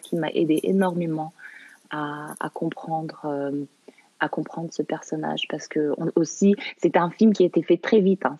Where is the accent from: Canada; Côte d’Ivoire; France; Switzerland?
Canada; also born or lived in Morocco; Je, je, suis née au Maroc, j'ai grandi au Canada